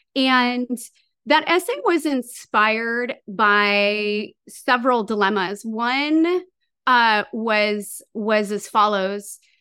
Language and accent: English; Santa Maria, California, United States; now in Long Beach, United States; I'm from Santa Maria, which is, um, a town that I jokingly refer to as Fresno by the Sea.